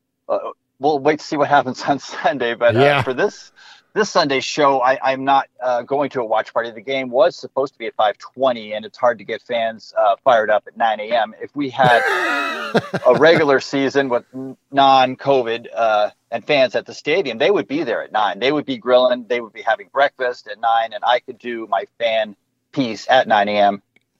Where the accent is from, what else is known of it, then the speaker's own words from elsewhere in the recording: South San Francisco, California, United States; moved away as an adult; also born or lived in Northern Nevada; now in Las Vegas, United States; I grew up in South San Francisco near Candlestick Park